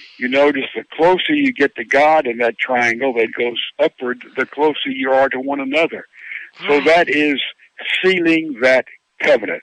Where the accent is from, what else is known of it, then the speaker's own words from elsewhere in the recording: Laurel, Mississippi, United States; I'm from Laurel, Mississippi, and I was not brought up on a farm